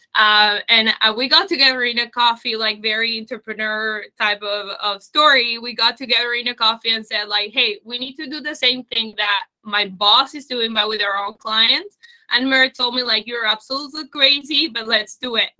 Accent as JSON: {"language": "English", "country": "Uruguay", "tie": "born or raised there", "also_born_or_lived": "Germany", "moved": "as an adult", "said": "I was born in Uruguay. Then I lived in Germany"}